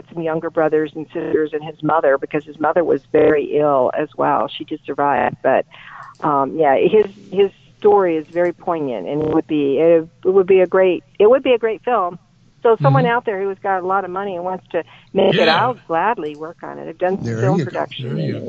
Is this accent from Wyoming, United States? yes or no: yes; Encampment, Wyoming, United States; my hometown of Encampment, Wyoming